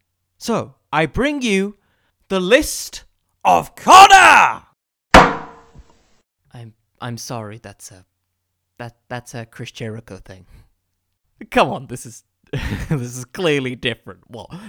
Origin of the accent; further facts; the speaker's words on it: England, United Kingdom; I'm from England, you idiot!